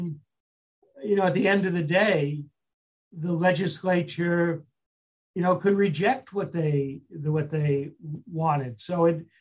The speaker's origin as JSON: {"language": "English", "town": "New York City", "region": "New York", "country": "United States", "said": "I'm a New Yorker"}